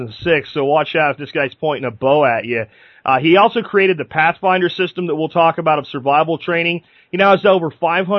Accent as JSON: {"language": "English", "region": "Florida", "country": "United States", "tie": "born or raised there", "said": "I grew up in Florida myself"}